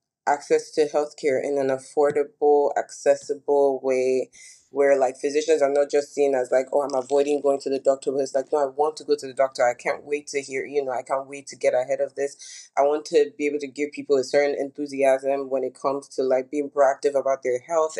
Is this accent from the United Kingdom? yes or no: no; Nigeria; moved away; growing up in Nigeria